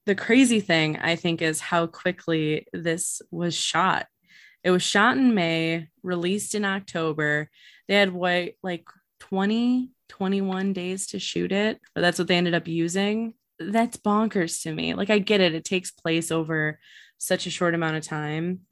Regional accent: Illinois, United States; we are from Illinois

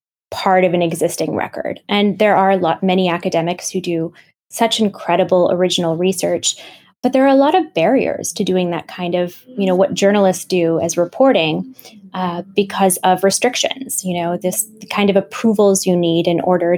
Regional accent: Grand Rapids, Michigan, United States; moved away as an adult; also born or lived in Pakistan; my hometown in Grand Rapids, Michigan

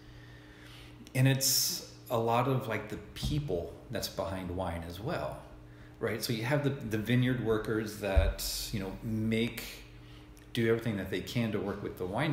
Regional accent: Tennessee, United States; now in Oregon, United States; Growing up in Tennessee, you know, I wasn't introduced to wine, and I really didn't even know anything about wine until I moved out to Oregon 20 years ago

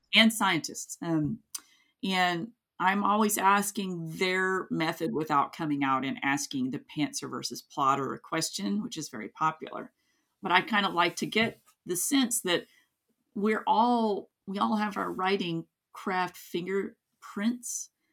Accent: Kingsport, Tennessee, United States; also born or lived in Gray, Tennessee; my hometown, not in Gray, but, um, the main town, Kingsport

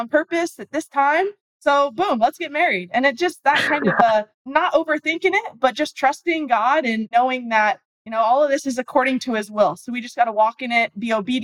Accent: Arizona, United States; I'm from Arizona

